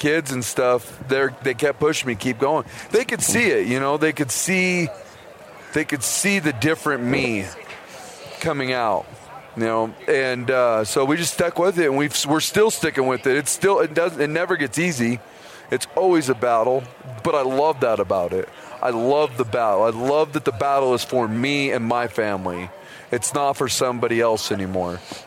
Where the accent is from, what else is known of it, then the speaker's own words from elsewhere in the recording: Idaho, United States; I'm pretty much born and raised. I'm from Idaho, hunted most of my life